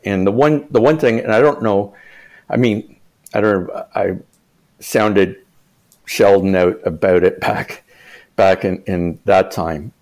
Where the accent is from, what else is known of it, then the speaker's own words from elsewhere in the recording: the East, Eastern Canada, Canada; I'm from the East